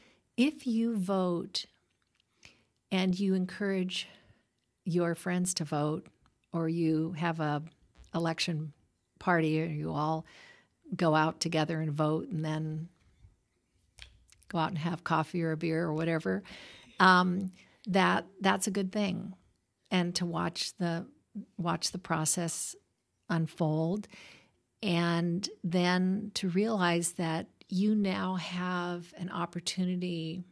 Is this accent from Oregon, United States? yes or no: yes; Oregon, United States; born there; moved away; I was born in Oregon. I was educated back east. I worked up in Menlo Park.